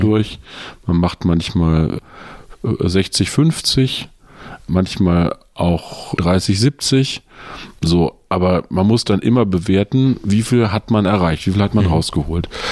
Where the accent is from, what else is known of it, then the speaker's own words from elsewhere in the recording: Peine, Lower Saxony, Germany; Ich komme aus einer kleinen Stadt in Niedersachsen, die heißt Peine zwischen Braunschweig und Hannover